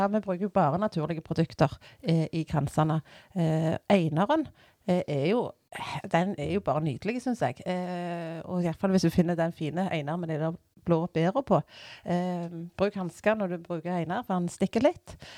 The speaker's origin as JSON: {"language": "Norwegian", "town": "Bjørheimsbygd", "region": "Rogaland", "country": "Norway", "lives_now": "Randaberg, Norway", "said": "Uh, jeg, sier, jeg er fra Bjørheimsbygd. Uh, eh, jeg syns det er så kjekt når jeg har kommet uh, Jeg sier Bjørheimsbygd, jeg sier ikke Strand eller jeg sier ikke Tau eller Jørpeland."}